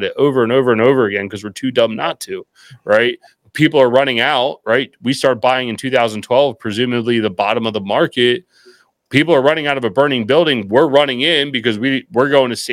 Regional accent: just outside of Philadelphia, Pennsylvania, United States; I'm actually just outside of Philadelphia, but our office is in Baltimore, Maryland

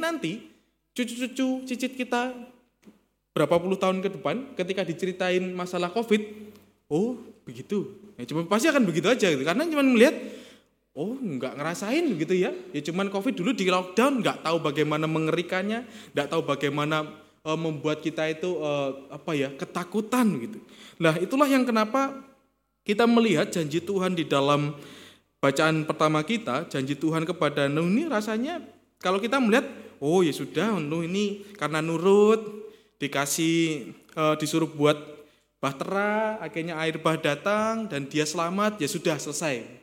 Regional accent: Kediri, East Java, Indonesia; born or raised there; moved away

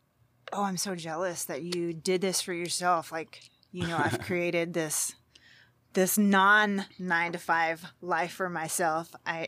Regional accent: Groves, Texas, United States; I am. I'm from Groves.

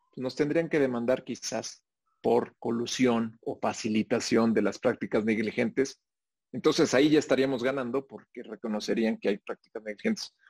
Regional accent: Mexico

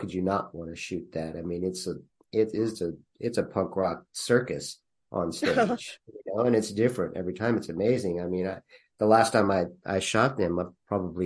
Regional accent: Temple, Texas, United States; now in Austin, United States; I grew up in Temple, Texas

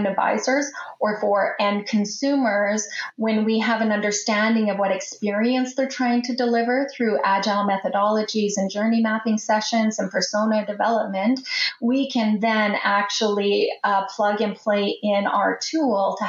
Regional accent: Canada; as a Canadian

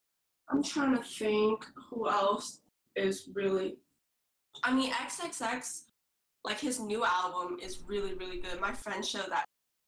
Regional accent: Milpitas, California, United States; also born or lived in China; now in San Francisco, United States; so I'm originally from, so I'm from Milpitas. Like, I'm here right now for the summer. This is where my family lives, and this is where I grew up.

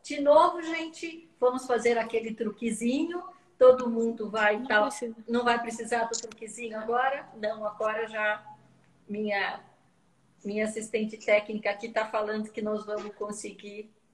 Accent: São Paulo, Brazil; Eu sou de São Paulo

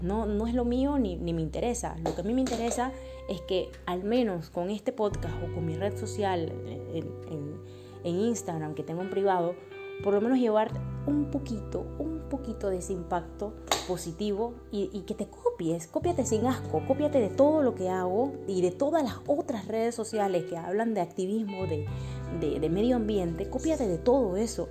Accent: Panama; moved away as an adult; also born or lived in Paris, France; now in Barcelona, Spain; Yo soy panameña, vivo en Europa ya hace 7 años

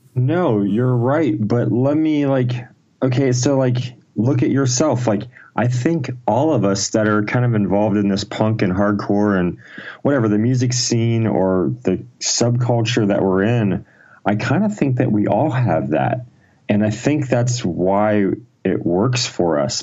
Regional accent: Ohio, United States; born or raised there

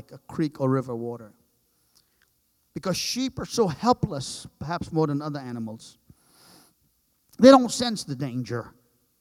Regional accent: Trinidad & Tobago; moved away; I'm from the islands. I grew up in Trinidad, 35 miles long is the island

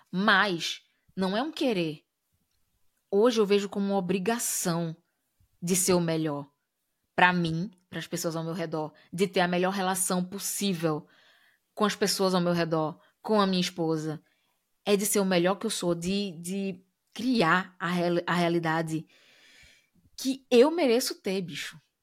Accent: Brazil; moved away; quando a gente sai do Brasil, é, tá no, em outros lugares do mundo, as pessoas, quando identificam a gente é, enquanto brasileiros

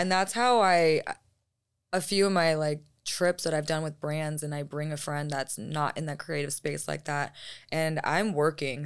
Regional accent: United States; appreciate being American

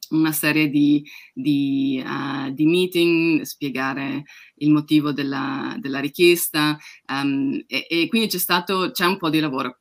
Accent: Udine, Friuli-Venezia Giulia, Italy; now in United Kingdom; Di Udine, che nessuno conosce.

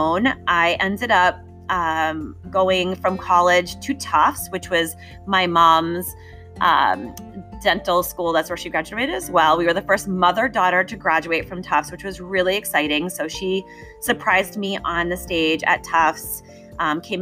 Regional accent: outside of Boston, Massachusetts, United States; I grew up outside of Boston

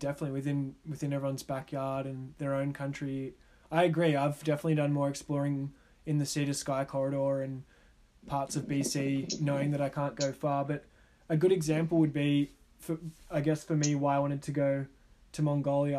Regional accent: Australia; as an Australian with a country that doesn't share any borders

